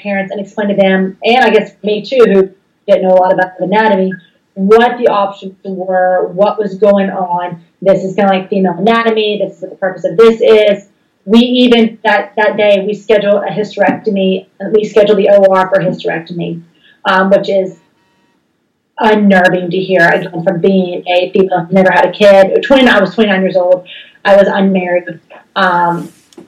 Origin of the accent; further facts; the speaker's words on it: the South, United States; I was raised in the South